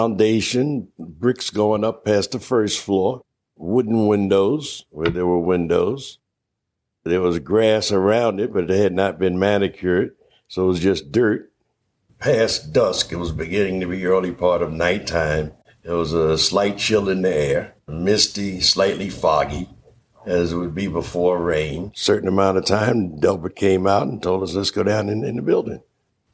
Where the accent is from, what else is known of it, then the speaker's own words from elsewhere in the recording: New York City, New York, United States; moved away; also born or lived in Philadelphia; I was born and raised in Harlem